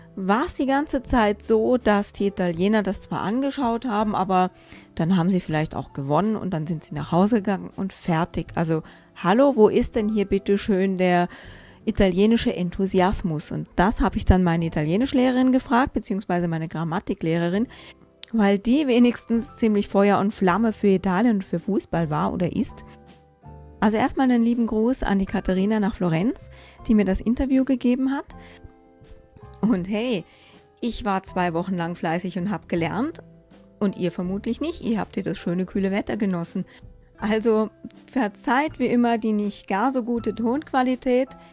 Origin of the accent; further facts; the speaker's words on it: Germany; ich bin Deutsche